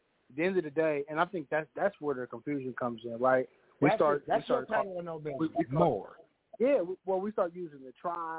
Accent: Kansas, United States; Listen, man, I'm from Kansas, man.

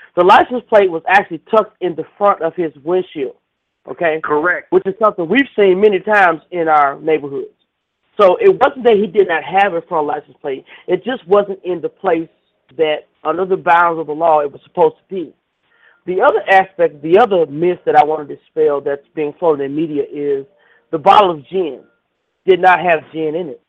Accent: Atlanta, Georgia, United States; born or raised there

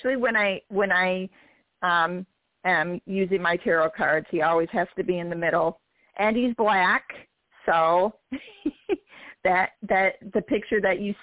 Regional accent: Michigan, United States; I'm from Michigan, so I'm from the Great Lakes State

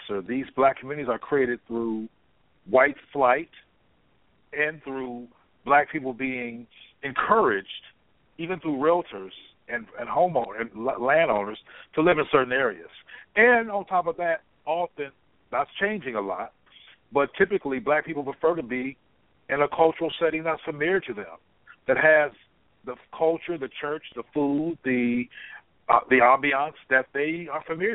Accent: Compton, California, United States; I'm from Compton, California

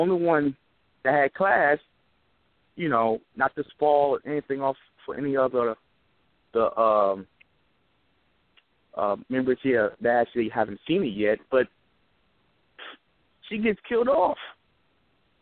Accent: New York City, New York, United States; now in Mobile, United States; I'm calling from Mobile, but I'm originally from New York City

